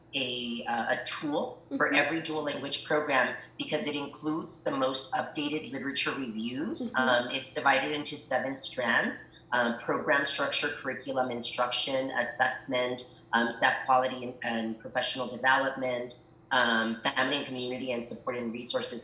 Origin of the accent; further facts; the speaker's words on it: El Paso, Texas, United States; English is a second language; also born or lived in Ciudad Juárez, Chihuahua, Mexico; I was born in El Paso, Texas, but really grew up on both sides of the border. So when people ask me, um, where are you from? El Paso, Ciudad Juarez, Chihuahua